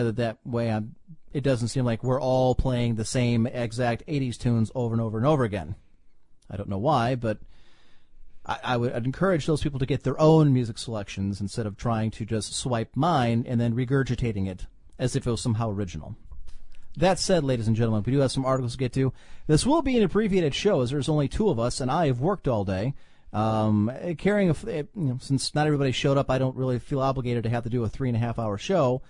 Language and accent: English; Cleveland, Ohio, United States; I'm from Cleveland